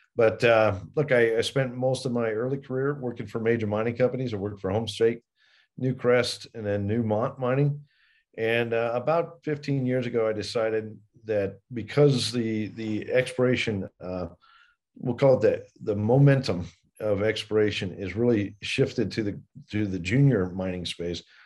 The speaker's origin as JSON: {"language": "English", "region": "Colorado", "country": "United States", "tie": "born or raised there", "said": "I grew up partly here in Colorado"}